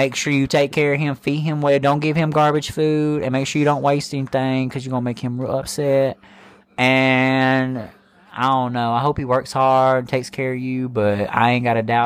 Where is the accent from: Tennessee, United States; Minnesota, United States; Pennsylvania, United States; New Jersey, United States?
Tennessee, United States; Memphis; a white privileged kid from the South